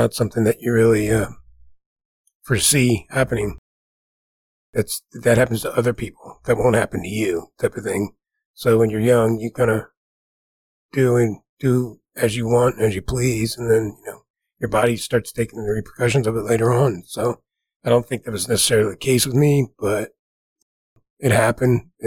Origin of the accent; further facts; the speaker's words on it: New Jersey, United States; moved away; growing up in New Jersey